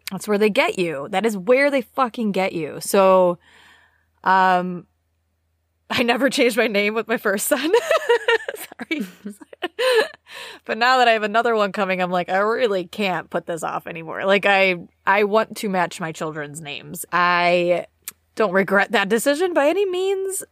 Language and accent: English; United States; now in United Kingdom; as an American citizen